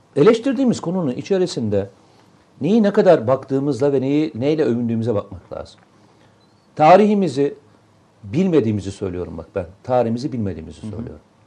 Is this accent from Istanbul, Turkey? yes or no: no; Samsun, Turkey; moved away; benim memleketim hani Samsun.